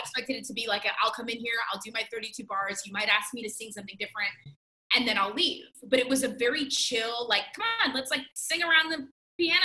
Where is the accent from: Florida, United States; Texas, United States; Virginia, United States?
Florida, United States; Miami; I'm from Miami, Florida